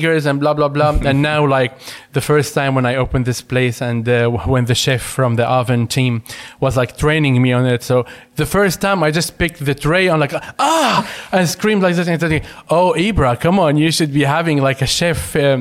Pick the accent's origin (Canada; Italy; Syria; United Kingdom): Syria; Damascus, Damascus Governorate; English is a second language; moved away as an adult; also born or lived in Latakia, Syria; now in Sweden; I'm originally from the Latakia, but I moved and lived in Damascus since I was 6 years